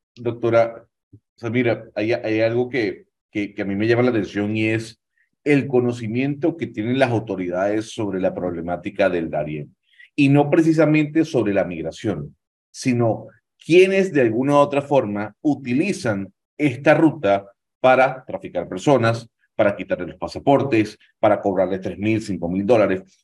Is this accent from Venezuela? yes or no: yes; Venezuela; Yo como venezolano